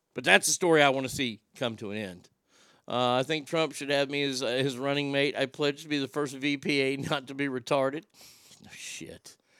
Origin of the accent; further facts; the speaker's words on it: United States; as an American